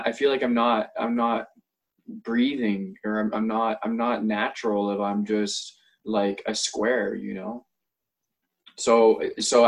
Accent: Ontario, Canada; now in White Rock, Canada; I grew up in Ontario, in somewhat of a rural community

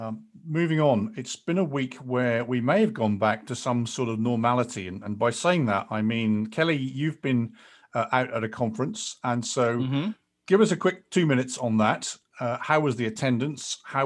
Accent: England, United Kingdom; accent: British; I'm English

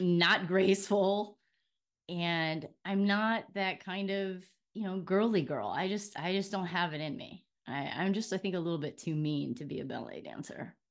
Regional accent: Hacienda Heights, California, United States; also born or lived in Inglewood; I am from Los Angeles. I was born in Inglewood, and I was raised for most of my life in Hacienda Heights

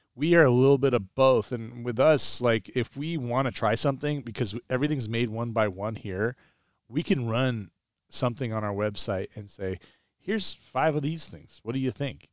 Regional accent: Pumpkin Ridge area, Oregon, United States; They brought Tiger Woods to my hometown.

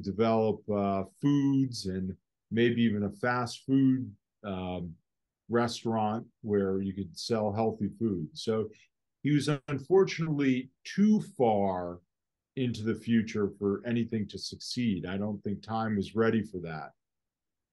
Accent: Westport, Connecticut, United States; also born or lived in Norwalk, Connecticut; I grew up in Westport, Connecticut

